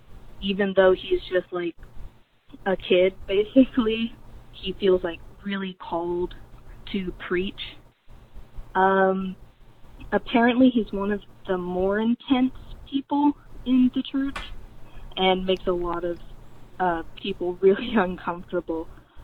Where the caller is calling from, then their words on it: Georgia, United States; Hey, Owen. … I'm from Georgia.